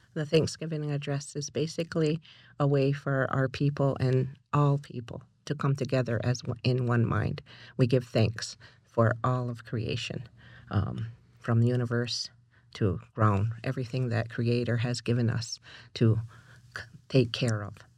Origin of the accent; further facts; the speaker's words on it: Canada; moved away; also born or lived in Six Nations / Toronto; I'm originally from Haku sas ni